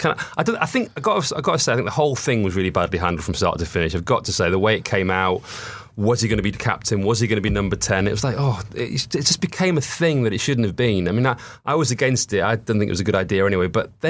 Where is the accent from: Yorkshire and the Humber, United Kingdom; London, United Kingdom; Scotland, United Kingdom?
Scotland, United Kingdom; And I know my accent's not Scottish, but I am actually Scottish.